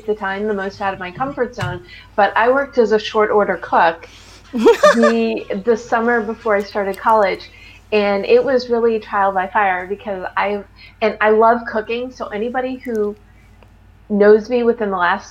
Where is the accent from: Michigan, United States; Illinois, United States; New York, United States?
Illinois, United States; Highland Park; moved away as an adult; now in Los Angeles, United States; I'm from the Chicago suburbs. I'm from Highland Park, Illinois. But I've lived in LA for, it's almost exactly 23 years